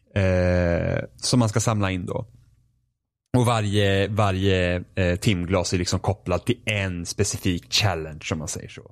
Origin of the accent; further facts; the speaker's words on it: Finland; Jag är finne